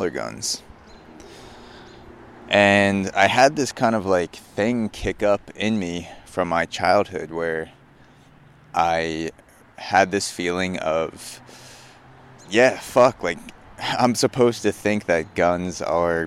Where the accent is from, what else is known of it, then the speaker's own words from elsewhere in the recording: Long Island, New York, United States; growing up in Long Island and being around New York City, it's a super liberal, progressive area